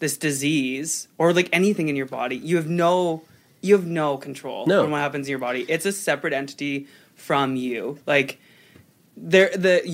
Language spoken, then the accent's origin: English; Selkirk, Manitoba, Canada; I'm from Selkirk